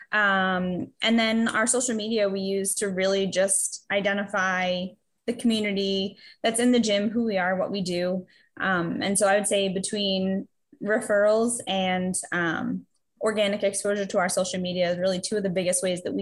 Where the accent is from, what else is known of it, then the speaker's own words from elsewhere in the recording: Massachusetts, United States; moved away as an adult; also born or lived in New Hampshire; I'm from Massachusetts, but I moved up to New Hampshire a few years ago to go back to school